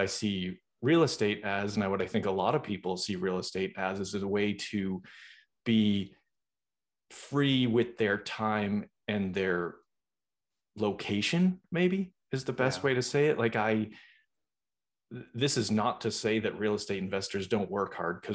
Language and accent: English; Boston, Massachusetts, United States; moved away; I'm originally from Boston